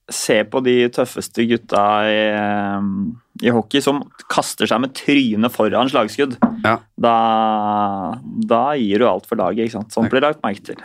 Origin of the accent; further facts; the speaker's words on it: Oslo, Norway; vi er jo oppvokst i samme bydelen, vi. Eh, bydel 7. Jeg er jo fra Ulvøya